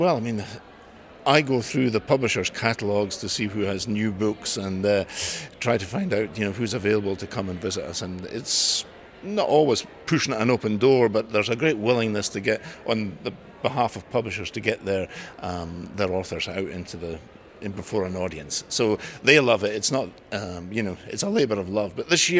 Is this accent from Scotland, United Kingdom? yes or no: yes; Edinburgh, Scotland, United Kingdom; moved away as an adult; also born or lived in Cork, Ireland; now in Dublin, Ireland; I'm from Edinburgh, but I did live in Cork for 3 years in the 80s.